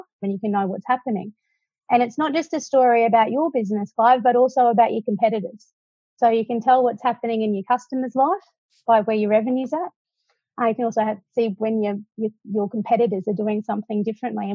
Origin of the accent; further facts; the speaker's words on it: Cairns, Queensland, Australia; moved away as an adult; now in Brisbane, Australia; I grew up in Cairns